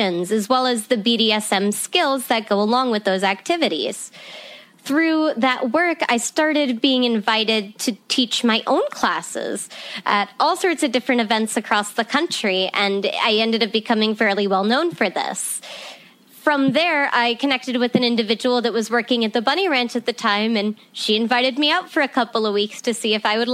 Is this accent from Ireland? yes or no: yes; Ireland; now in Nevada, United States; I was born in Ireland, and I kind of had this storybook type of childhood where I grew up surrounded by animals and the great outdoors.